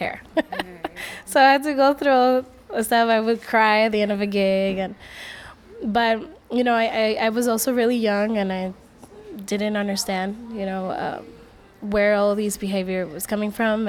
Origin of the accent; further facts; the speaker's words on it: Puerto Rico; now in New York City, United States; I was raised in Puerto Rico.